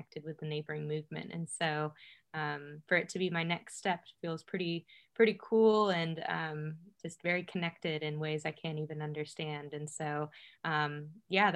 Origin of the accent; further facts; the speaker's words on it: Overland Park, Kansas, United States; also born or lived in Chicago, Illinois; now in Winfield, United States; I wasn't actually born and raised in Kansas City, but in Overland Park, Kansas, a nice suburban area